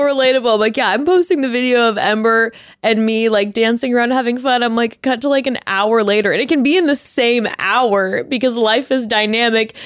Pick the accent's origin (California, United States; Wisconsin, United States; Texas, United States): California, United States; Orange County; growing up in Orange County